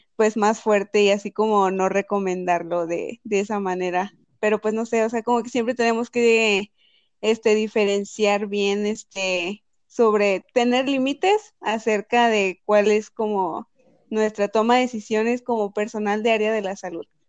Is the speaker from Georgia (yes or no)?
no; Monterrey, Nuevo León, Mexico; now in Guadalajara, Mexico; en Monterrey, allá en Nuevo León, de donde yo soy